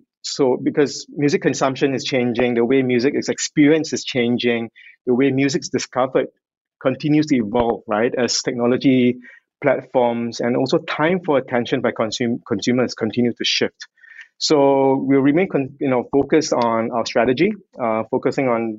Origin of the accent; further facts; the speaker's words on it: Singapore; I'm Singaporean